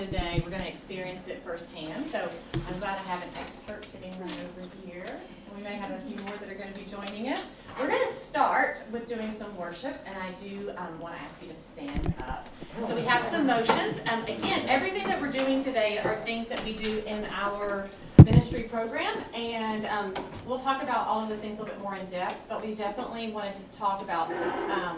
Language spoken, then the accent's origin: English; Nashville, Tennessee, United States; moved away as an adult; now in California, United States; We are originally from Nashville. We've moved out here to California. We've been in California for about 4 years.